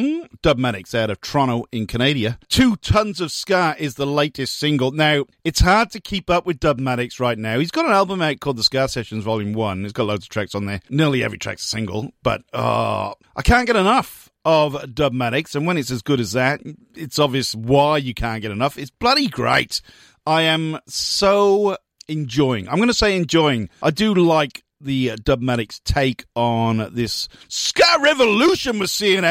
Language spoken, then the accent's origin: English; Newport, Wales, United Kingdom; moved away; I grew up in Newport.